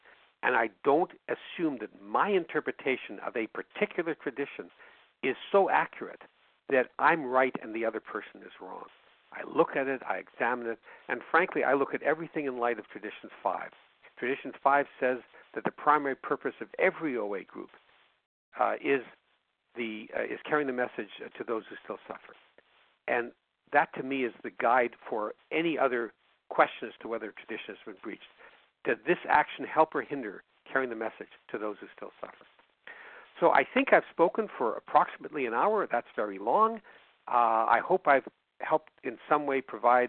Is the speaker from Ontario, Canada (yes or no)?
no; Winnipeg, Manitoba, Canada; I'm from Winnipeg. Yeah, Winnipeg, Manitoba